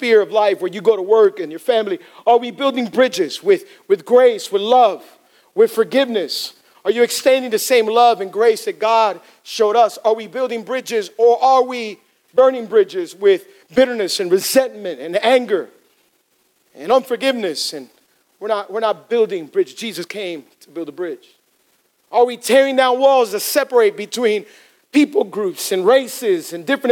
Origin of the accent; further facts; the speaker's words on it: Hialeah, Florida, United States; I'm from Hialeah, okay? Born and raised in Hialeah